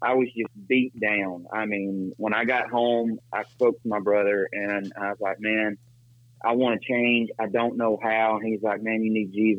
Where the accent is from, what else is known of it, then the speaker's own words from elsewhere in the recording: Decatur, Alabama, United States; moved away as an adult; now in Mexico; I'm originally from Decatur, Alabama